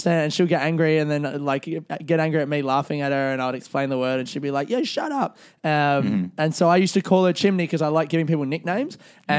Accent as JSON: {"language": "English", "country": "Australia", "moved": "yes", "lives_now": "London, United Kingdom", "said": "I'm Australian"}